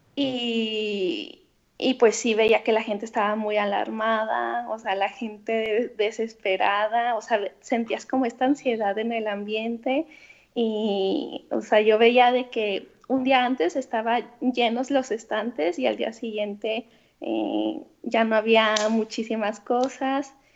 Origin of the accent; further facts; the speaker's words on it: Guadalajara, Jalisco, Mexico; also born or lived in Milan, Italy; soy de Guadalajara